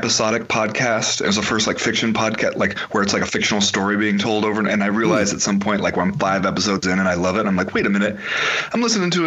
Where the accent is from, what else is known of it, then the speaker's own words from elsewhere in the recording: Southern California, United States; moved away as an adult; also born or lived in Los Angeles County, California / New York City; now in Missoula, United States; I grew up in Southern California and I came here first for grad school.